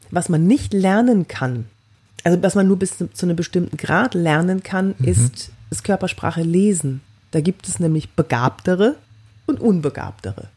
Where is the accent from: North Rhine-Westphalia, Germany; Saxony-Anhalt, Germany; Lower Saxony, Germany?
North Rhine-Westphalia, Germany; Cologne; ich bin aus Köln